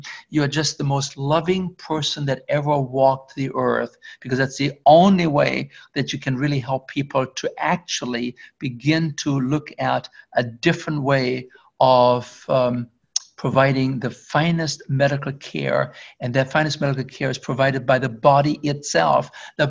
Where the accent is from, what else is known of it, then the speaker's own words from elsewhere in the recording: Germany; English is a second language; moved away; also born or lived in Canada; I used to live in Canada when I came from Germany.